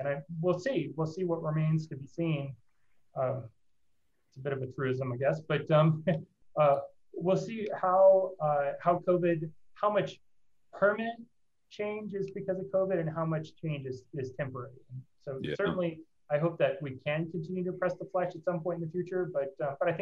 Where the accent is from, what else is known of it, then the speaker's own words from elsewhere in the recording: Nacogdoches, Texas, United States; moved away as an adult; also born or lived in Dallas, Texas; now in Denver, United States; I grew up in Nacogdoches and went to SMU, got a computer science degree and an MBA in finance, both from SMU and Dallas. So I have Texas roots, but I have found a lovely spot here in the amazing slice of the world called Denver, Colorado